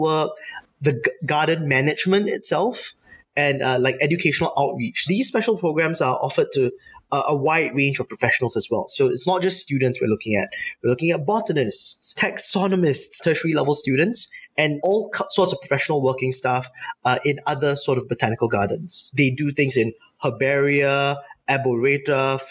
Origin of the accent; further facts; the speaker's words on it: Singapore; Growing up in Singapore